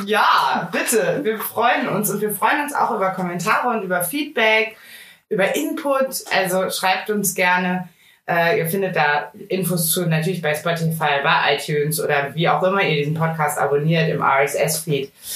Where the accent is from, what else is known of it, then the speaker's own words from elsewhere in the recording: Rhineland, Germany; ich bin richtige Rheinländerin